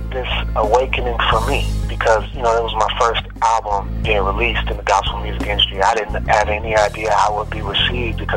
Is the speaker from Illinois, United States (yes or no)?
yes; Chicago, Illinois, United States; now in Houston, United States; Chicago originally, the west side of Chicago, and I grew up in the, you know, choirs in my church.